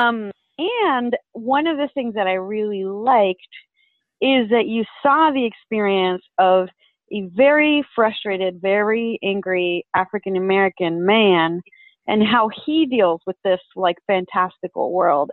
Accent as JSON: {"language": "English", "country": "Venezuela", "moved": "yes", "said": "I'm originally from Venezuela, so I'm an immigrant"}